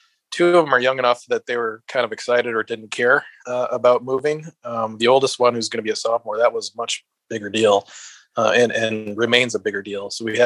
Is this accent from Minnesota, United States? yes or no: yes; Minnesota, United States; moved away as an adult; now in Texas, United States; There's a little bit of cultural change, obviously, you know, not being from Texas, a bit different from Minnesota, although it still feels like a bit like home.